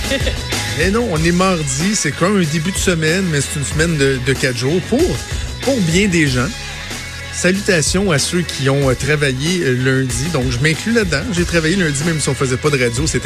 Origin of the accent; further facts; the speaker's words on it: Laval, Quebec, Canada; je suis un fier Lavalois, je viens de Laval